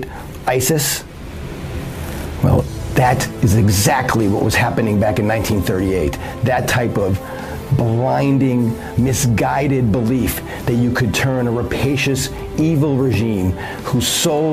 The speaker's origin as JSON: {"language": "English", "town": "Chicago", "region": "Illinois", "country": "United States", "tie": "born or raised there", "moved": "as an adult", "said": "As a young boy growing up in Chicago"}